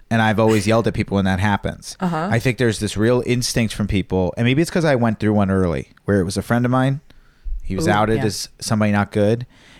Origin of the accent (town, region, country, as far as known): Virginia, United States; born or raised there